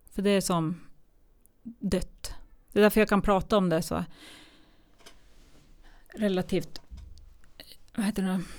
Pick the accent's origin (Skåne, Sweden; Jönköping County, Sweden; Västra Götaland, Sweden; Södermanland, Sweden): Södermanland, Sweden; Eskilstuna; jag hade ju inget boende eftersom jag kom ifrån Eskilstuna.